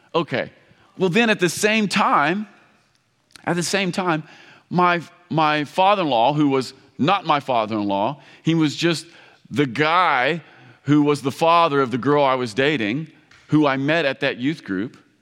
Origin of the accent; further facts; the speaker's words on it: Campbellsville, Kentucky, United States; I come from Kentucky. Um, we, we're deeply religious in Kentucky.